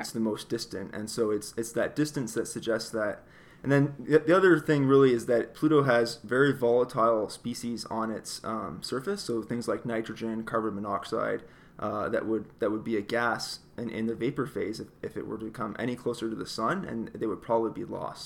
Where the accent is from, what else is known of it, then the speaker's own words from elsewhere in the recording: across the river from Detroit, Ontario, Canada; I grew up in Canada, actually, uh, right across the river from Detroit